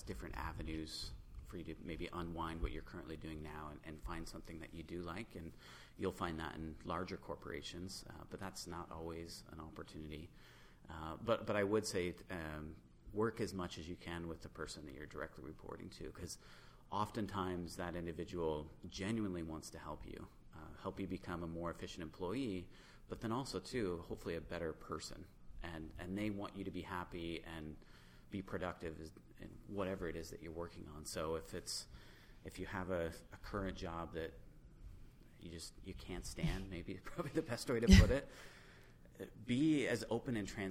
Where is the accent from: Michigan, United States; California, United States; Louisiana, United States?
Michigan, United States; near Lansing; now in Grand Rapids, United States; I grew up near Lansing